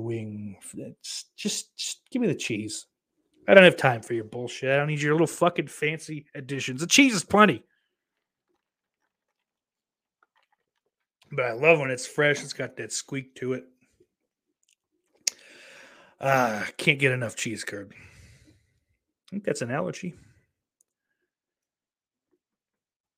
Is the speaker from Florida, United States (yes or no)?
no; New York, United States; growing up in New York State, with a lot of family up in like northern New York